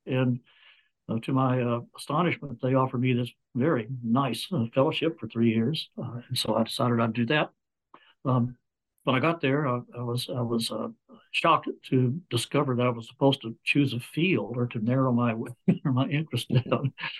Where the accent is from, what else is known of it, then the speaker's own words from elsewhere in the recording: Dallas, Texas, United States; Well, I grew up in a very Southern family. I grew up in Dallas, Texas, but my family was all from old Mississippi, Kentucky, South Carolina, Georgia, steeped in that history.